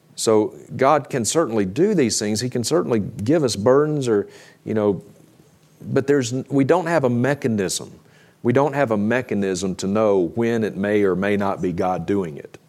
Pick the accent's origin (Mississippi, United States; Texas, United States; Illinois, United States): Mississippi, United States; now in Idaho, United States; We grew up together in Mississippi